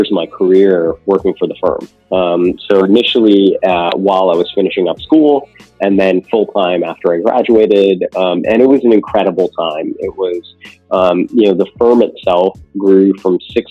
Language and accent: English; California, United States; I grew up in California